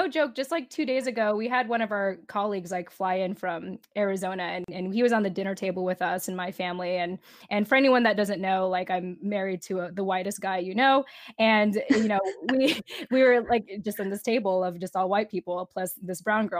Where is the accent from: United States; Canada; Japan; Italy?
Japan; born there; because I was actually born in Japan as a military child. And she was like, where are you from in the Philippines? And I'm like, I'm actually from Japan.